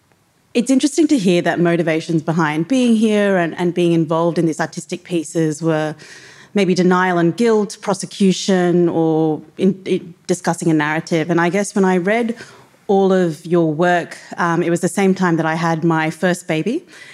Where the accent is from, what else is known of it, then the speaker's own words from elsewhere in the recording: Australia; my background is Tamil Sri Lankan. Growing up in Australia